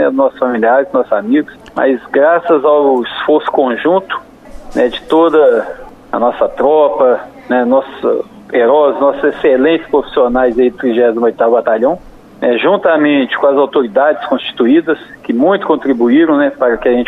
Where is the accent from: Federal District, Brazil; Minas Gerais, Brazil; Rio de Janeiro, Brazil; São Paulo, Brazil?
Minas Gerais, Brazil; São João del Rei; born there; localizada em São João del Rei e a cidade onde eu nasci.